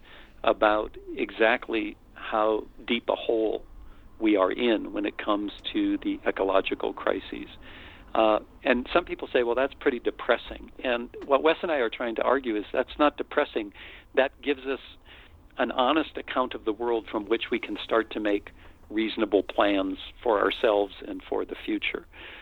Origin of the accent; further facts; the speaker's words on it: United States; I'm white, I'm male, I'm American